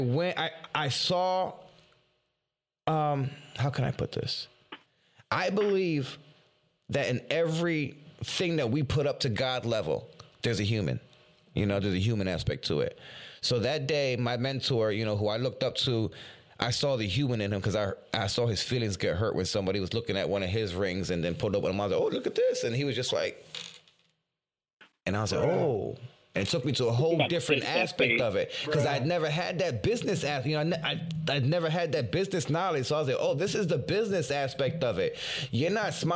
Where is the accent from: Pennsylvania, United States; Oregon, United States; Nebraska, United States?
Pennsylvania, United States; Philadelphia; I'm from Philly. And they're like, you're from Philly. You ain't even got an accent.